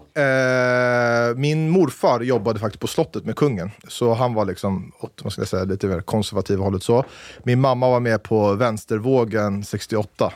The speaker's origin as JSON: {"language": "Swedish", "town": "Stockholm", "region": "Stockholm County", "country": "Sweden", "tie": "born or raised there", "moved": "as an adult", "lives_now": "Saudi Arabia", "said": "Född på Fridhemsplan, uppvuxen på Torhusplan. Eller Västerbroplan, rättare sagt. Mittemot DN-huset."}